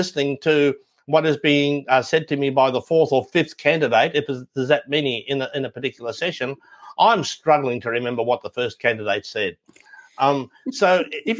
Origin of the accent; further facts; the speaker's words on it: Ireland; we're Irish